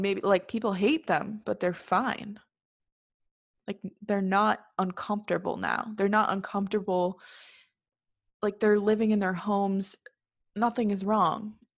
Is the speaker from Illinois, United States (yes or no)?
yes; North Shore of Chicago, Illinois, United States; we're both from the North Shore of Chicago